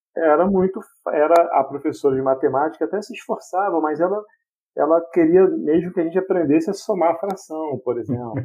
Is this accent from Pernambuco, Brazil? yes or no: no; Queimados, Rio de Janeiro, Brazil; Nascido e criado em Queimados